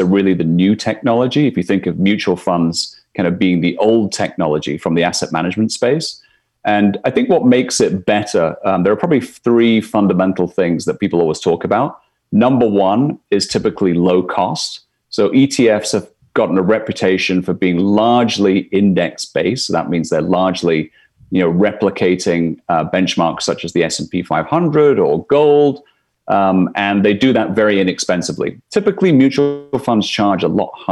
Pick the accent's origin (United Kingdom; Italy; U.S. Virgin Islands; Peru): United Kingdom; Scotland; moved away as an adult; now in New York, United States; I'm from Scotland originally. So been in New York, where I'm coming to you from today, for the last 11 years.